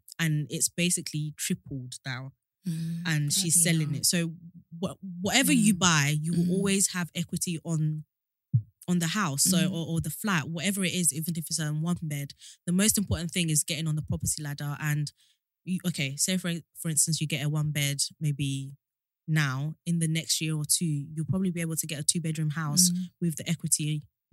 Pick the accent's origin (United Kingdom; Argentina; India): United Kingdom; Kent, South East England; I've always lived in Kent, so I bought in Kent.